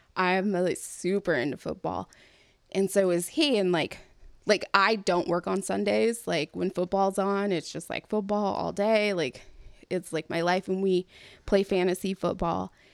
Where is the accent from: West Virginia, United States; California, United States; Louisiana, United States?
California, United States; I'm from California